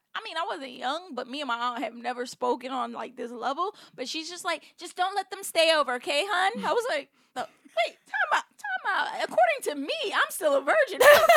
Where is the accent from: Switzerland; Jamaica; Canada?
Jamaica; I'm Jamaican.